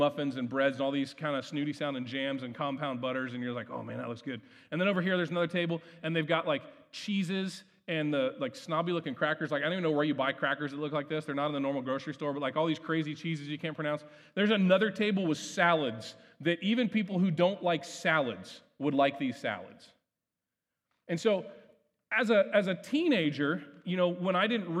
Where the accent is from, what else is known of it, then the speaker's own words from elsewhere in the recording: Ohio, United States; growing up in Ohio